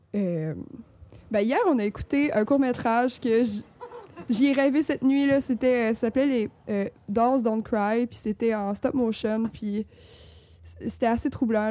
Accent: Rimouski, Quebec, Canada; je viens de Rimouski

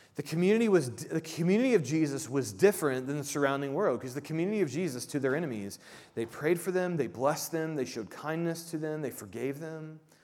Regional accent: Midwest, United States; I grew up in the Midwest and I'm Midwestern nice

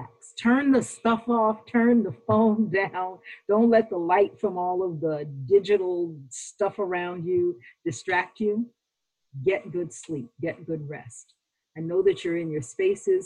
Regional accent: New York, United States; I'm a New Yorker

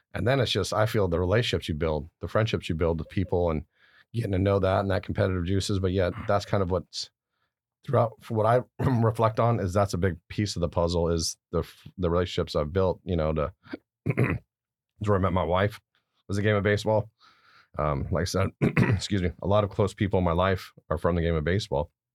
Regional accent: Garden Grove, California, United States; also born or lived in Stuttgart, Germany; I was born in Stuttgart, Germany. My dad's stationed there in the Army. I was away there for a couple of years. But we came back and I grew up in Garden Grove, California.

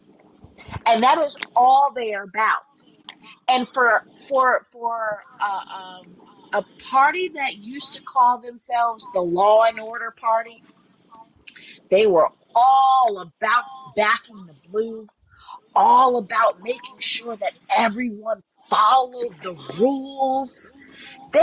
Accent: United States; I have lived abroad, but you know what? At my core, I am an American.

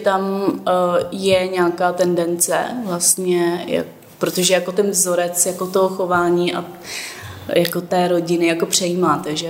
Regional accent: Turnov, Liberec Region, Czechia; now in Prague, Czech Republic; já, já pocházím z Turnova, nebo mm-hmm. tam jsem vyrůstala

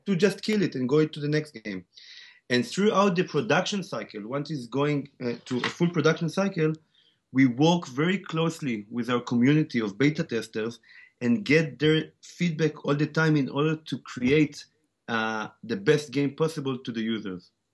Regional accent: Tel Aviv, Tel Aviv District, Israel; accent: Israeli; English is a second language; also born or lived in South Africa; I was born and raised in Tel Aviv, Israel, except for, uh, several years where I grew up in South Africa

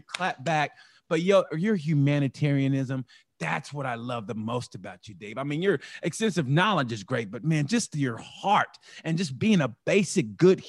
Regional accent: Oklahoma, United States; And I grew up in Oklahoma and I'm just now finding it. And I had to go, and I'm from Oklahoma.

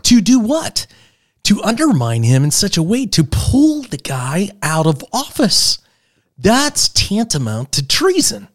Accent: Pittsburgh, Pennsylvania, United States; I grew up in Pittsburgh

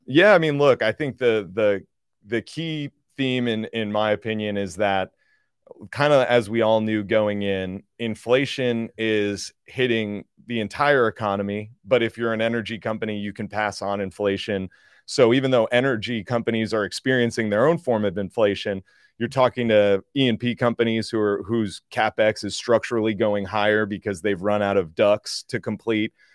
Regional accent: New Jersey, United States; I grew up in New Jersey

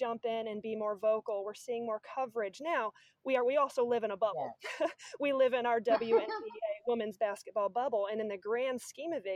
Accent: Chicago, Illinois, United States; I'm from Chicago

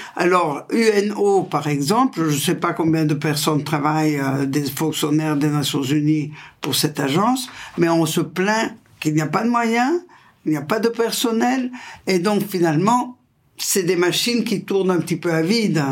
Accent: Italy; French is a second language; je suis italienne et je suis dans la région du Pau, qui est le fleuve le plus important d'Italie

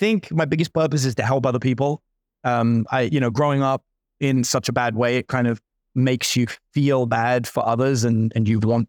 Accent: London, United Kingdom; I grew up in London, but like in the worst parts of London.

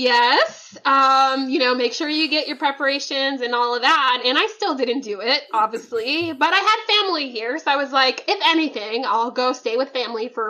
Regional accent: Oklahoma, United States; now in Houston, United States; I grew up in Oklahoma

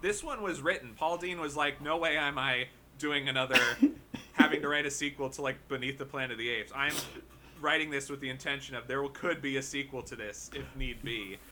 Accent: Hoboken, New Jersey, United States; here in my hometown of Hoboken

